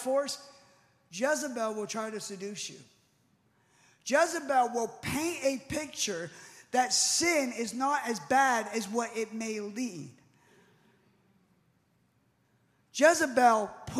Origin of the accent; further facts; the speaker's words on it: United States; I was born in the United States